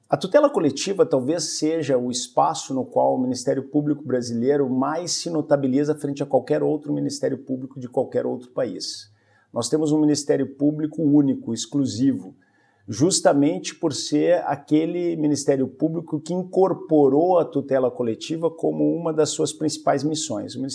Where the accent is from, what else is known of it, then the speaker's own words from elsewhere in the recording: Porto Alegre, Rio Grande do Sul, Brazil; moved away as an adult; now in Espírito Santo, Brazil; sou natural do Rio Grande do Sul, nasci em Porto Alegre e me é, formei, vamos dizer assim, no Rio Grande do Sul.